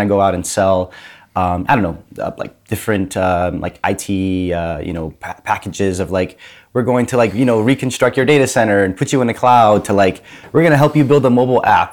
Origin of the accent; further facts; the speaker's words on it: Grand Rapids, Michigan, United States; moved away as an adult; I grew up in Grand Rapids, Michigan